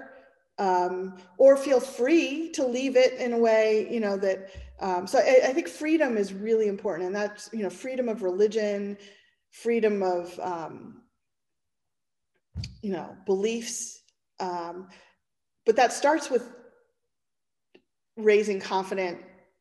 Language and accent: English; Pennsylvania, United States; I'm from Pennsylvania, and Pennsylvania is right next to New Jersey